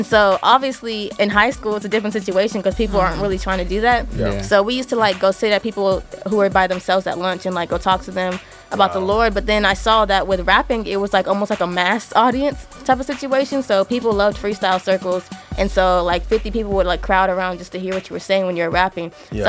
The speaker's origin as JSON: {"language": "English", "town": "Austin", "region": "Texas", "country": "United States", "also_born_or_lived": "Nigeria", "said": "All right, so … I'm from Austin, Texas. I'm also Nigerian. You know, I was born there, right from my country."}